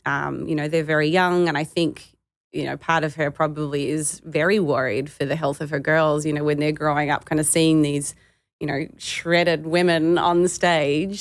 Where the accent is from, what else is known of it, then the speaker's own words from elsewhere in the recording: Australia; being a female growing up in Australia